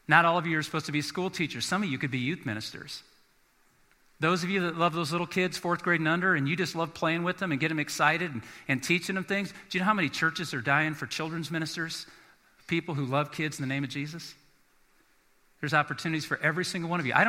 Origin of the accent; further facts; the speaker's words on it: South Bend, Indiana, United States; moved away; I'm from South Bend, Indiana. We get lake effect snow